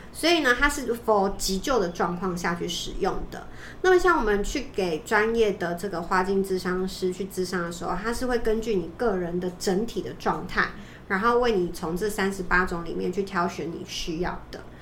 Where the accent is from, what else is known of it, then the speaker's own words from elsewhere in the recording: Taiwan; 我们台湾人